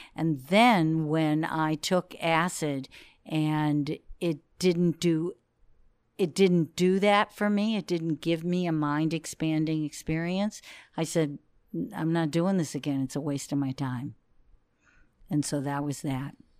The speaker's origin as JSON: {"language": "English", "town": "Detroit", "region": "Michigan", "country": "United States", "tie": "born or raised there", "said": "we grew up in Detroit together, went to school together"}